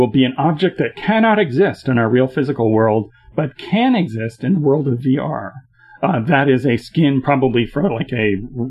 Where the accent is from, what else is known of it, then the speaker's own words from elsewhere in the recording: Canada; as a Canadian